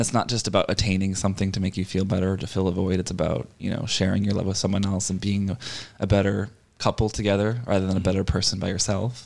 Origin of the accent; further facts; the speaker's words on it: Boston, Massachusetts, United States; moved away as an adult; now in Los Angeles, United States; I grew up in Boston and I moved into LA when I was 25.